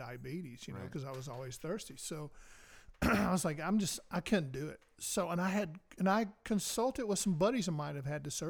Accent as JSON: {"language": "English", "region": "the South", "country": "United States", "said": "I even gave up. Now I'm a Southerner, and I've always"}